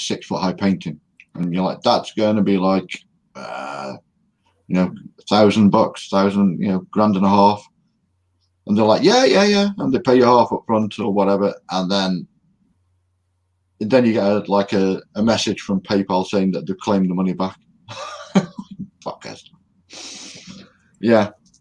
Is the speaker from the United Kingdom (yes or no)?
yes; United Kingdom; I'm British